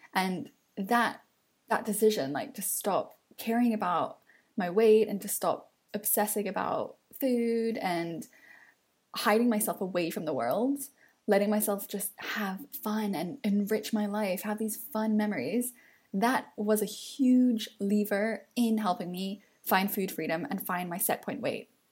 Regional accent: London, United Kingdom; as a Londoner

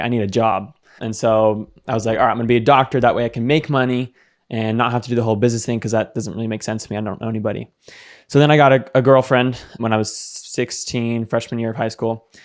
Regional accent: Seattle, Washington, United States; also born or lived in Phoenix, Arizona; I am from Seattle. Right now, I'm in Phoenix, though. Phoenix, Arizona.

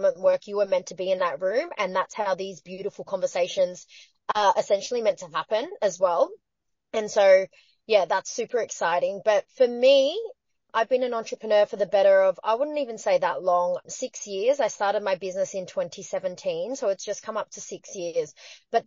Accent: Patterson Lakes, Victoria, Australia; I'm Chinese Australian, but back in the 90s, in the suburb that I grew up in Victoria, there's a small town called Paterson Lakes.

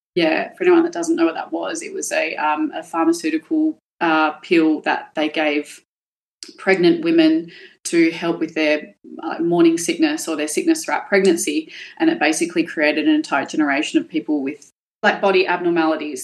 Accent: Perth, Western Australia, Australia; I grew up in Balga, which was a really, really low socioeconomic area.

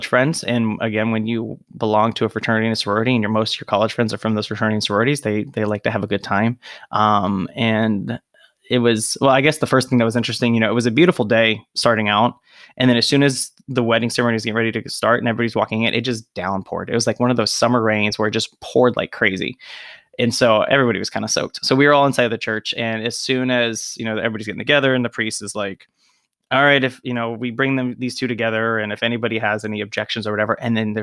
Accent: West Virginia, United States; moved away as an adult; also born or lived in Springfield, Ohio; I grew up in West Virginia.

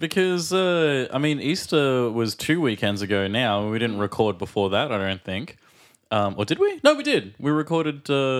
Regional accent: Australia; And I'm … from Australia.

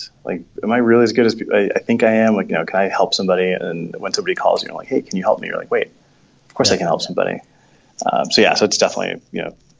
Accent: New York City, New York, United States; So growing up in New York, I just remember going to, like, you know, I grew up Catholic, so we'd go to these churches.

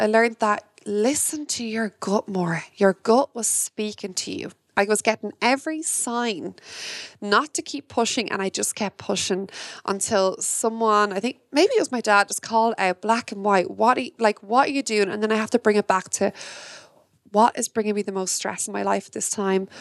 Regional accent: Ireland; me as an Irish woman

